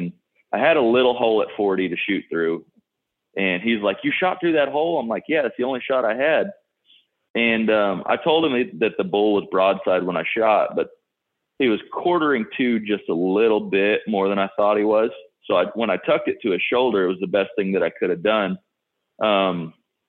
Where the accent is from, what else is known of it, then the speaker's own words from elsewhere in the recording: South Texas, United States; I'm from South Texas